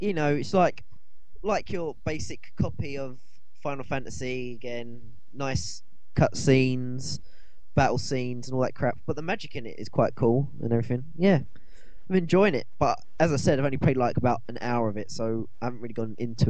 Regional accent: United Kingdom; I'm from Britain

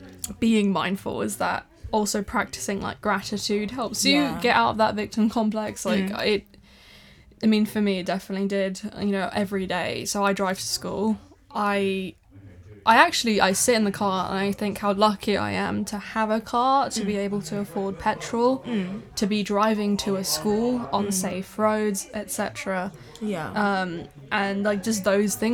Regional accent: Thailand; now in United Kingdom; I grew up in Thailand

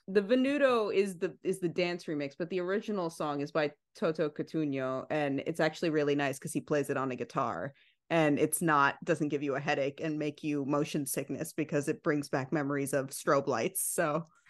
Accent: New York City, New York, United States; we're both Italian, right? We grew up in Bensonhurst

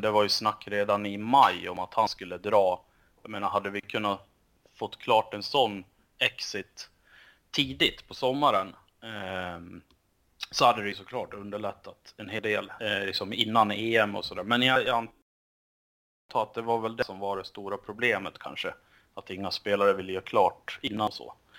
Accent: Sweden; som svensk

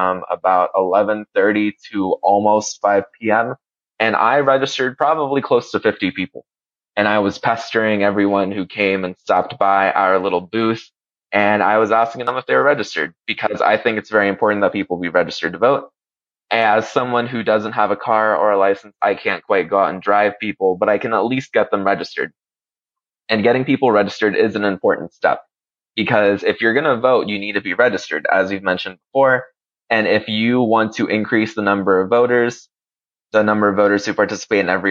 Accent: Puerto Rico; moved away; also born or lived in Honduras; I lived in Puerto Rico and I'm from Puerto Rico and that I also lived in and love Honduras

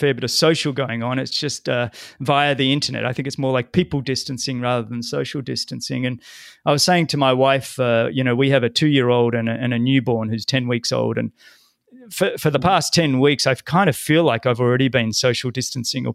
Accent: Sydney, New South Wales, Australia; growing up in Sydney

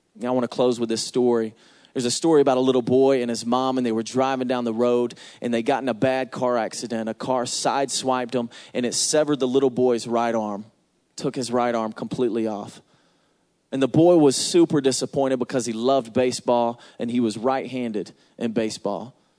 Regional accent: Atlanta, Georgia, United States; I'm from Atlanta

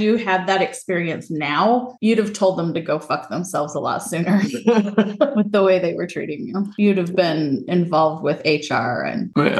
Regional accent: Utah, United States; moved away as an adult; now in southeastern United States; growing up in Utah

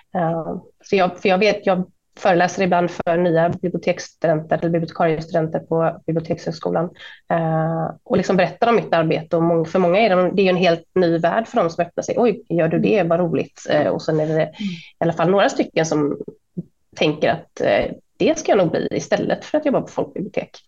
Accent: Sweden; alla vi som var svenskar

